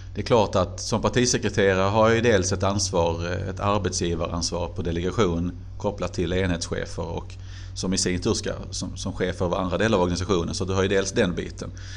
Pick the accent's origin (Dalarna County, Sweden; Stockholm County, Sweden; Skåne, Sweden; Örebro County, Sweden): Skåne, Sweden; Helsingborg; moved away as an adult; also born or lived in Glumslöv; now in Karlskrona, Sweden; Glumslöv tillhör ju Landskrona men det är väl ändå Helsingborg som alltid har varit min hemstad